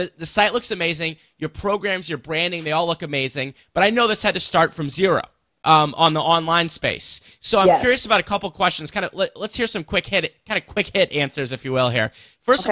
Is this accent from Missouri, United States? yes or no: yes; St. Louis, Missouri, United States; the St. Louis native here